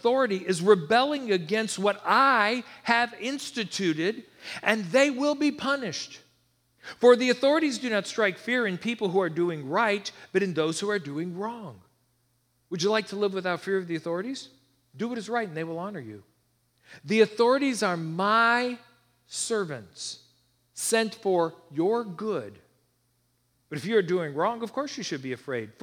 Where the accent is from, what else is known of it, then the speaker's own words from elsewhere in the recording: United States; I feel blessed to be born here